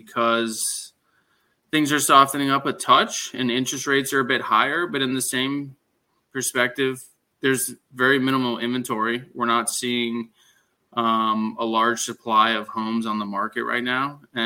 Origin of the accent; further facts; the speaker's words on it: Cooper City, Florida, United States; I was born and raised here in South Florida for probably at least over a decade. I had the pleasure of living locally in Embassy Lakes.